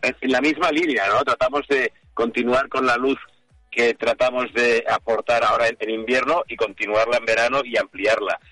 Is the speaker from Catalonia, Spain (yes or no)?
yes; Lleida, Catalonia, Spain; yo soy de Lérida, yo soy del pueblecito de Lérida de Tren